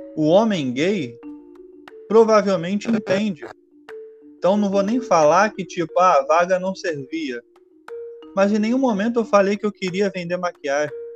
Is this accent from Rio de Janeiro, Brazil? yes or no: yes; Rio de Janeiro, Brazil; eu sou do Rio de Janeiro